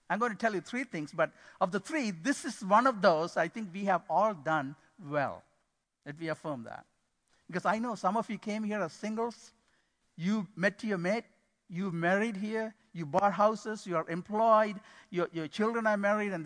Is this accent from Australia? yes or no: no; Sri Lanka; moved away as an adult; also born or lived in Boston, Massachusetts, United States; now in Midland, United States; we are from Sri Lanka